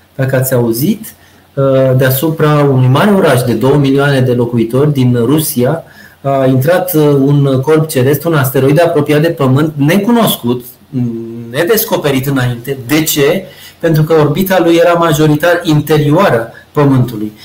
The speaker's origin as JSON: {"language": "Romanian", "country": "Romania", "tie": "born or raised there", "also_born_or_lived": "Antofagasta, Chile", "moved": "yes", "said": "suntem români"}